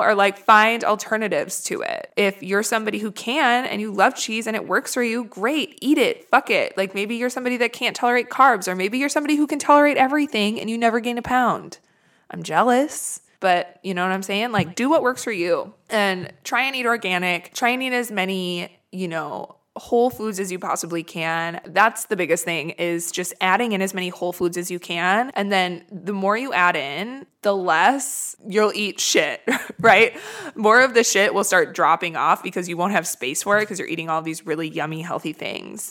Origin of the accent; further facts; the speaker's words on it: Midwest, United States; now in Los Angeles, United States; I come from the Midwest where it's very snowy and shitty in the winter